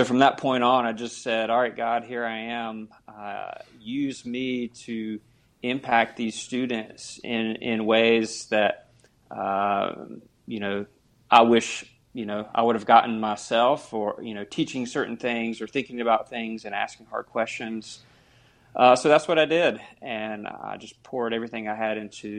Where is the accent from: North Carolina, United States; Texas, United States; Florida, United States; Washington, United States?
North Carolina, United States; Cornelius; moved away as an adult; now in Indiana, United States; I grew up in the United Methodist Church in Cornelius, North Carolina